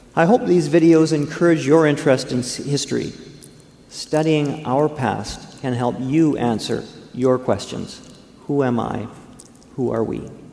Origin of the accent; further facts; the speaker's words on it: Vancouver, British Columbia, Canada; as a Vancouverite, as a British Columbian